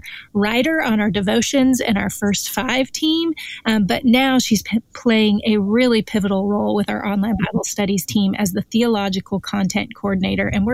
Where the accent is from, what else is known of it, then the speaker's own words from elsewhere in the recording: Northwest, United States; I grew up in the Northwest